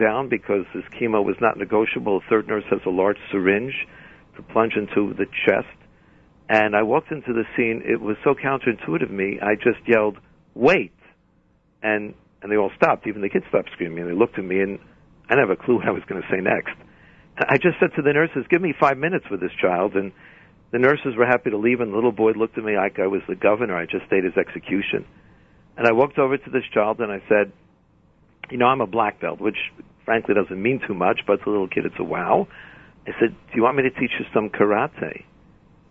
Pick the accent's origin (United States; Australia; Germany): United States; New York City, New York; moved away as an adult; also born or lived in Southfield, Michigan; growing up in the Bronx